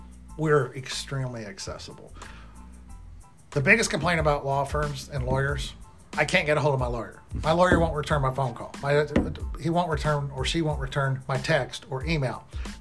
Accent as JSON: {"language": "English", "region": "Midwest", "country": "United States", "tie": "born or raised there", "said": "We grew up in the Midwest. We went to schools in the Midwest. We're not from other states."}